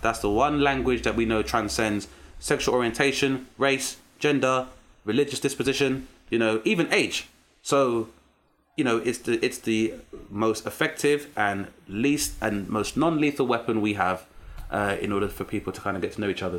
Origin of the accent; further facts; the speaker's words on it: London, United Kingdom; growing up in South East London as a black British male